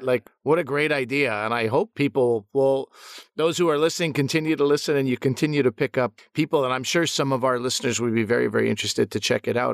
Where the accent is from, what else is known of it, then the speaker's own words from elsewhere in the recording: Montreal, Quebec, Canada; I grew up in Montreal